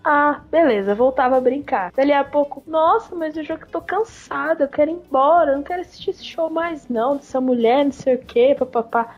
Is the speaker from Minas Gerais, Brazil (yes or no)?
yes; Barbacena, Minas Gerais, Brazil; now in Uberlândia, Brazil; Esse show foi lá em Barbacena, na cidade onde eu nasci. Eu morava lá na época ainda